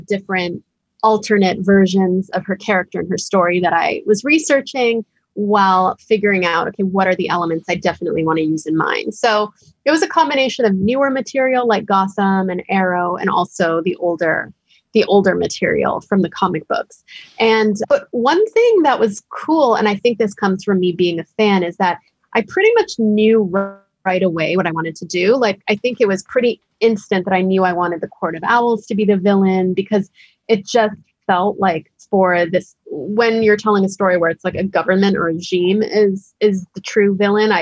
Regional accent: United States; I was born years later in the United States

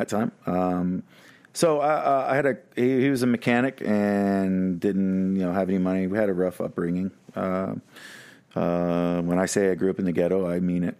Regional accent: Dallas, Texas, United States; I was born in Parkland Hospital

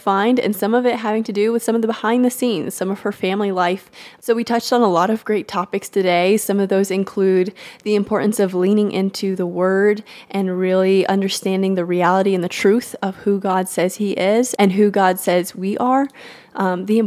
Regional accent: Texas, United States; I'm also born and raised in Texas

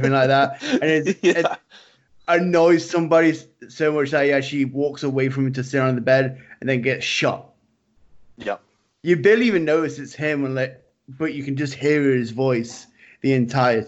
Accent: Nottingham, East Midlands, United Kingdom; I'm actually from Nottingham

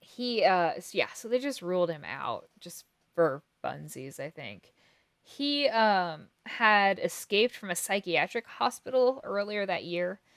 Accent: Kansas, United States; we're from Kansas

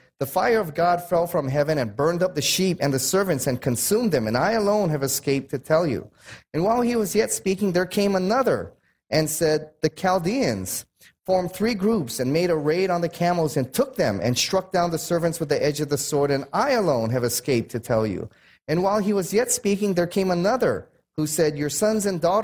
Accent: United States; I'm American.

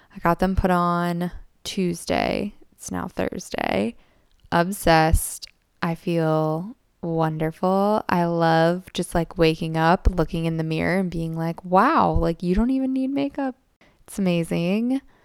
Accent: United States; as an American

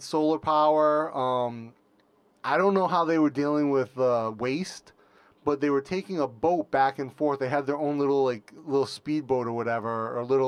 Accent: United States; moved away as an adult; now in Thailand; I'm American, been living in Thailand about six-ish years or so

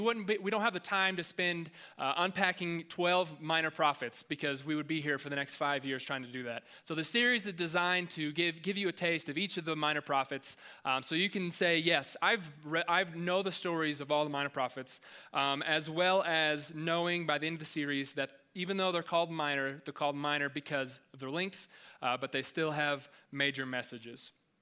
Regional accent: Joplin, Missouri, United States; because I came from Joplin, where it's Tornado Alley.

